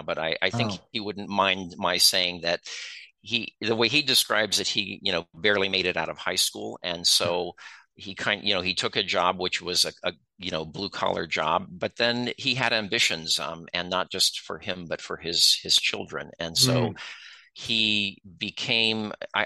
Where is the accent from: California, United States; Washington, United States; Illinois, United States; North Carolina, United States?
California, United States; Concord; now in Michigan, United States; I was born and grew up in Concord, California